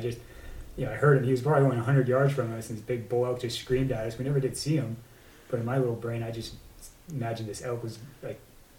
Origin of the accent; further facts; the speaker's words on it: Idaho, United States; I moved to Idaho when I was like 3 or something, born there. But raised in Idaho.